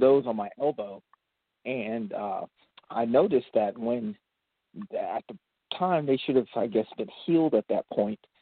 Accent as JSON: {"language": "English", "region": "Central Florida", "country": "United States", "moved": "as an adult", "lives_now": "Atlanta, United States", "said": "I am from Atlanta, Georgia. I mean, I guess I am technically from Central Florida, but I've lived in Atlanta, Georgia the last 20 years"}